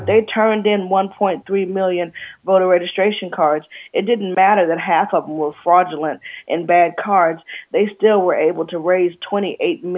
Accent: Alabama, United States; Growing up in Alabama, it was Jesus and JFK

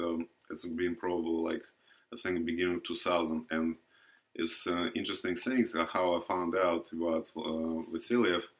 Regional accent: Russia; English is a second language; moved away as an adult; now in United States; I'm originally from Russia

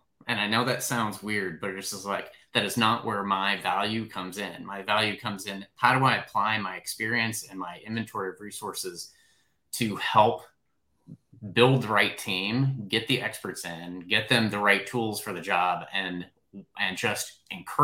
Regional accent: Kansas, United States; I'm from Kansas

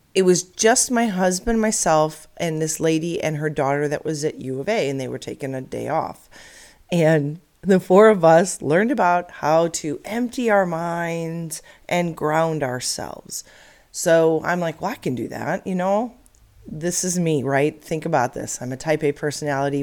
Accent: Illinois, United States; now in Arizona, United States; I grew up in Illinois, and like most every little girl, we dreamed of having a pony in the suburbs of Chicago

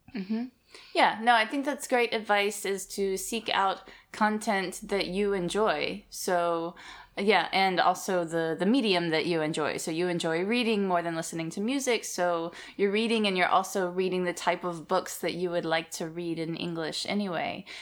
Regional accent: Alabama, United States; Growing up in Alabama, it wasn't a very multicultural place

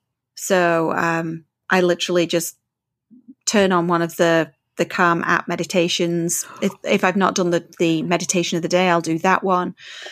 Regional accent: England, United Kingdom; now in Canada; No, because I'm so English.

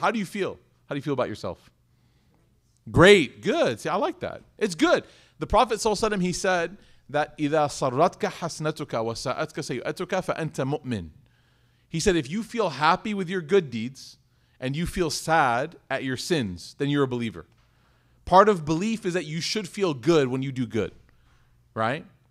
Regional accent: United States; I said, "America."

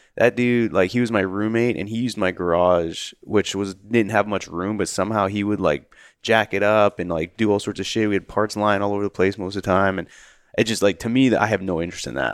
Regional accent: Canada; growing up in Canada

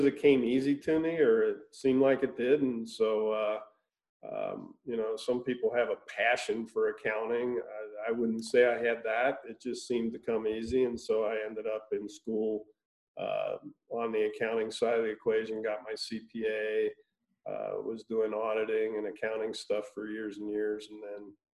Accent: Cincinnati, Ohio, United States; I grew up in Cincinnati, Ohio. So, Midwest boy.

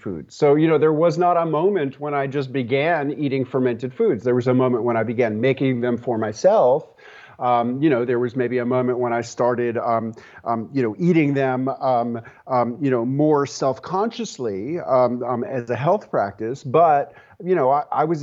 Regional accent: New York City, New York, United States; moved away as an adult; also born or lived in rural Tennessee; now in Tennessee, United States; when I was 30 years old, I moved from my hometown of New York City to rural Tennessee

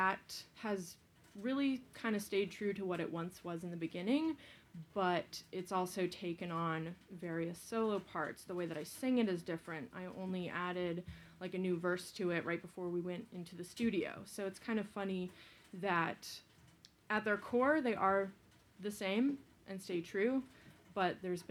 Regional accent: Hinesburg, Vermont, United States; I grew up next to John in a little town called Hinesburg. That's my hometown.

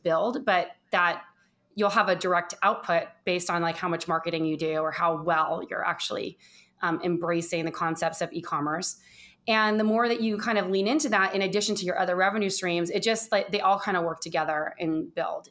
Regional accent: Orange County, Southern California, United States; moved away as an adult; also born or lived in Los Angeles / San Francisco / New York / East Coast; now in Phoenix, Arizona, United States; I was born in Southern California, in Orange County

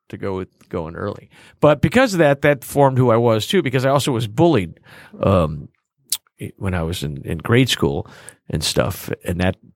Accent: Chicago, Illinois, United States; I was born in Chicago

